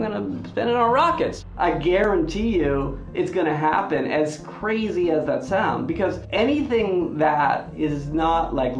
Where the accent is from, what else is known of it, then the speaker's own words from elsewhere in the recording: Silicon Valley, California, United States; accent: Northern California; I grew up in Silicon Valley. I consider myself a native.